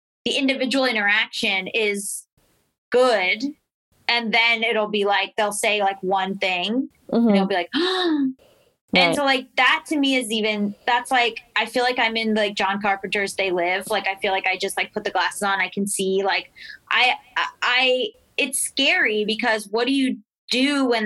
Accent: Florida, United States; I'm from Florida. Like, I'm from the South

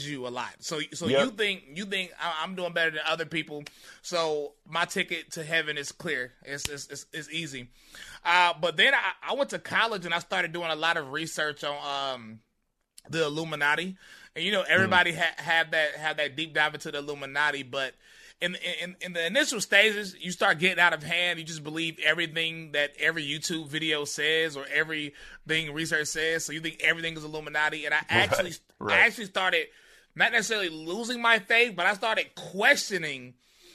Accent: High Point, North Carolina, United States; I grew up in High Point, North Carolina, a very crazy city

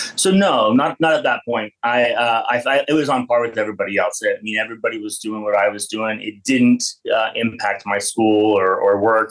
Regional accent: Payson, Utah, United States; moved away as an adult; now in Fort Lauderdale, United States; I was born and raised in a small town about an hour south of Salt Lake City, um, town called Payson, Utah

